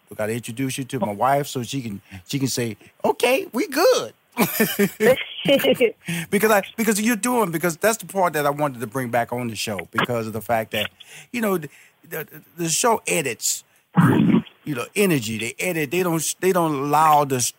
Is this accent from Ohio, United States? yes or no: no; Chicago, Illinois, United States; I'm, I'm from Chicago.